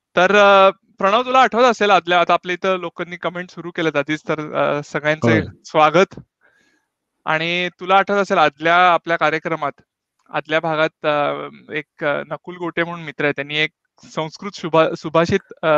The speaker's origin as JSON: {"language": "Marathi", "town": "Pune", "region": "Maharashtra", "country": "India", "also_born_or_lived": "Belgaum", "moved": "yes", "lives_now": "Stuttgart, Germany", "said": "तसा मी जन्म बेळगावचा मूळचा पुण्याचा"}